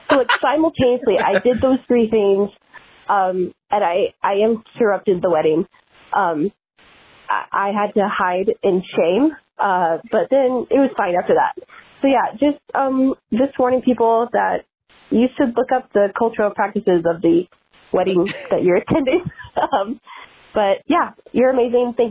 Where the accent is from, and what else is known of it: Kansas, United States